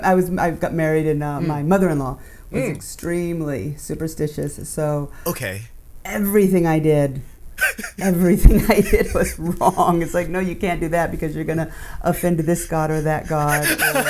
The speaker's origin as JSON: {"language": "English", "region": "Alaska", "country": "United States", "tie": "born or raised there", "said": "And I grew up in Alaska for a lot too, so."}